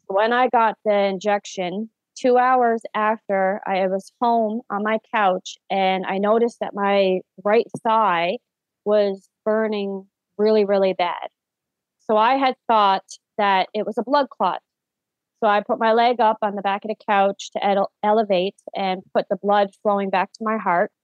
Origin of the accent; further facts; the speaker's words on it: St. John's, Newfoundland and Labrador, Canada; I am born and raised in St. John's, Newfoundland, Canada